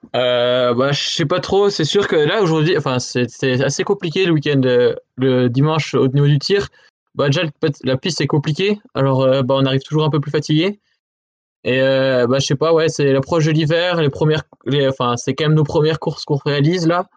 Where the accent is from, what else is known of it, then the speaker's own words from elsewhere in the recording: Maisons-du-Bois, Bourgogne-Franche-Comté, France; also born or lived in Pontarlier; je suis pas d'Arson, je suis de Maison du Bois, c'est le petit village à côté